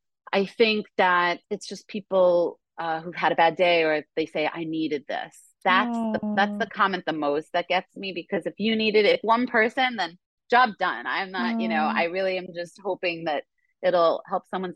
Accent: New York, United States; I'm a New Yorker

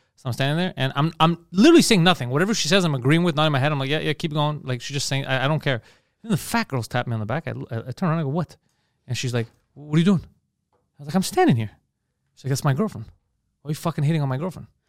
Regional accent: Montreal, Quebec, Canada; I was from Montreal

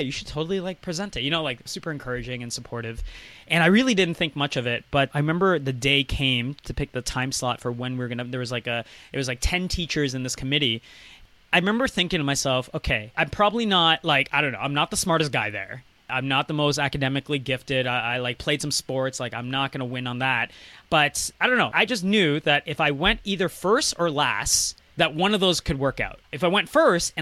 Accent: Maryland, United States; now in Toronto, Canada; I went to high school in the U.S., and I grew up in Maryland.

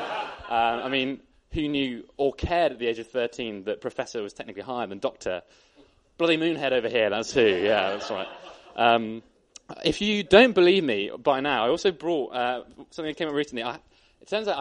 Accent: Bath, South West England, United Kingdom; moved away as an adult; now in Bristol, United Kingdom; I was born in Bath, grew up there, went to school there, and then I came to Bristol.

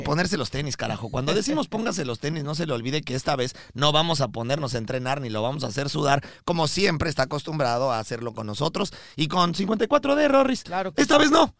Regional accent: Mexico; now in Miami, United States; vivimos aquí en Miami, transmitimos desde Miami, pero somos mexicanos

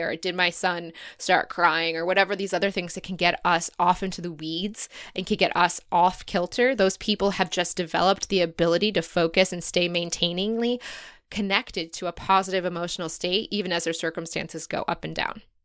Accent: United States; moved away; as an American who's never seen anything like

